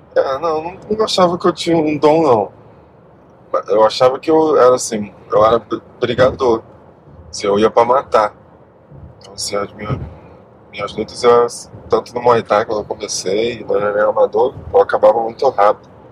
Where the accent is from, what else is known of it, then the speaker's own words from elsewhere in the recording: Rio de Janeiro, Brazil; also born or lived in Queimados, Rio de Janeiro; Infância? No Rio, pô. Rio.